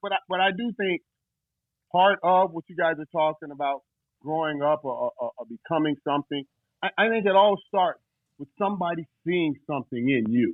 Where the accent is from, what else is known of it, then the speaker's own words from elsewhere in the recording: Fort Lauderdale, Florida, United States; I grew up in Fort Lauderdale, you know, Florida.